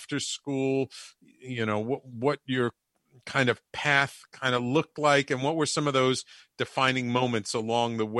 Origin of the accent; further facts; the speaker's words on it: New York City, New York, United States; when I was a little kid growing up in the Bronx